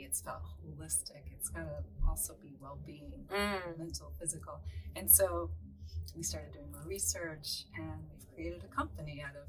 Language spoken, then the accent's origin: English; Rochester, New York, United States; now in Southern California, United States; originally from upstate New York, Rochester, New York.